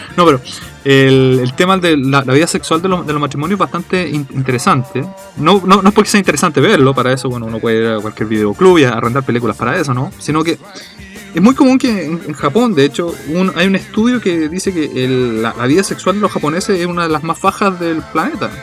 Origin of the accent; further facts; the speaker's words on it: Chile; now in Japan; como decimos en Chile